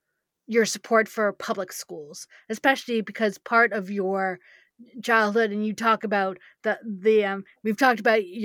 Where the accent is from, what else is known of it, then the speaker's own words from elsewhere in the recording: New York, United States; also born or lived in California; I grew up in New York, and I spent part of my childhood in California, and so many other states.